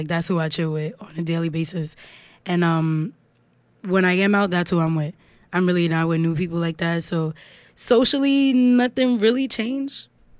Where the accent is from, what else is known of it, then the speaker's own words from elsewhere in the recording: New York City, New York, United States; I'm from Harlem. Harlem is pretty much very small. Everybody pretty much knows everybody.